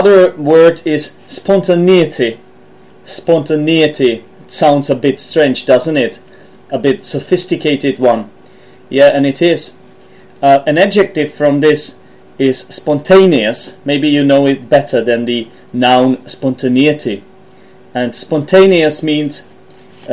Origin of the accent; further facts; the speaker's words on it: Czechia; English is a second language; I'm from the Czech Republic, I'm Czech